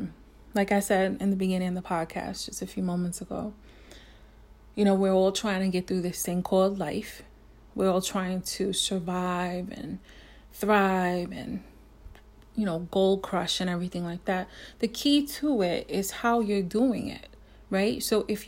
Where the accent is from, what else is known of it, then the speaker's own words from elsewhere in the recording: New York City, New York, United States; I'm a New Yorker